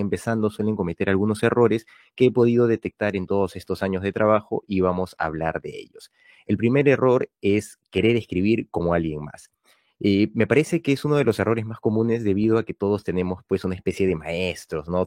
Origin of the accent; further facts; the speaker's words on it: Peru; autor peruano con algunos libros publicados